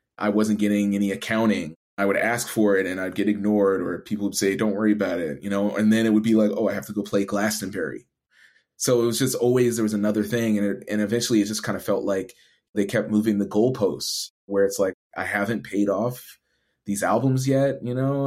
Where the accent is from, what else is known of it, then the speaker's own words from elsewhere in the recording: Edmonton, Alberta, Canada; moved away as an adult; also born or lived in Toronto; for me coming from Edmonton